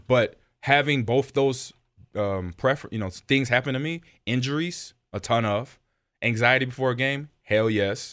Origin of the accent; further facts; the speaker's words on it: Los Angeles, California, United States; moved away; growing up in Los Angeles